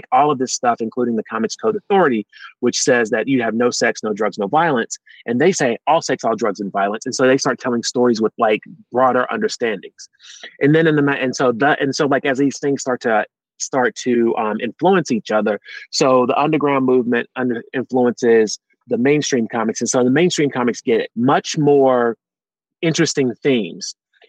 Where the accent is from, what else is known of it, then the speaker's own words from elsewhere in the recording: the South, United States; I'm from the South, you put red drink in that picture